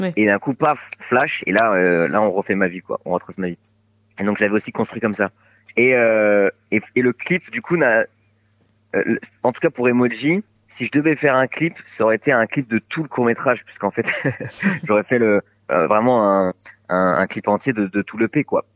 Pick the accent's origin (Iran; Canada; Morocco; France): France; Bordeaux, Nouvelle-Aquitaine; j'ai grandi à Bordeaux